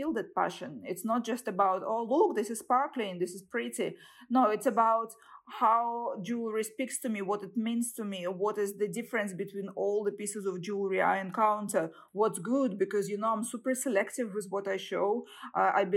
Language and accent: English; Saint Petersburg, Russia; I was born in St. Petersburg and raised, and I graduated from university there